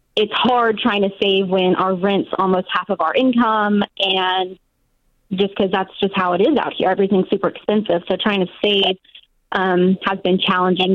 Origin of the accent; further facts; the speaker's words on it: Nashville, Tennessee, United States; now in Washington, United States; I'm actually born and raised in Nashville, so we're moving down there